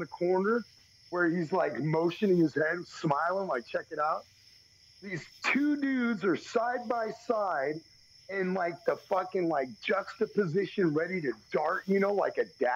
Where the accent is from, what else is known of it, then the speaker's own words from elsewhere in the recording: Texas, United States; we're from Texas.